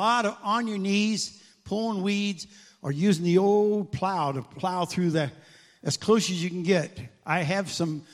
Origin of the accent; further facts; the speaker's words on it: Iowa, United States; I grew up in Iowa, and I grew up outside, on the edges of town